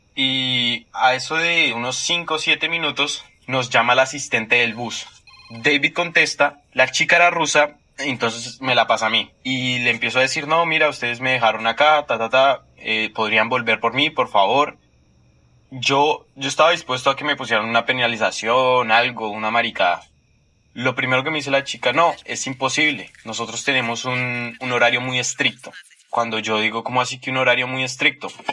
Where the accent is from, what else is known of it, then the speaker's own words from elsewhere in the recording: Colombia; moved away as an adult; now in Russia; soy de Colombia, tengo 21 años. Vivo ya hace 4 años en Rusia.